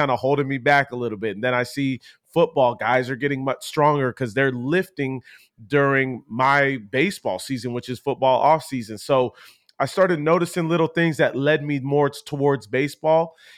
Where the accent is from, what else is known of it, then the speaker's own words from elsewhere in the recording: Poway, California, United States; Poway was, it was cool for me because my parents had moved down in that San Diego area from being up in more of a Los Angeles area.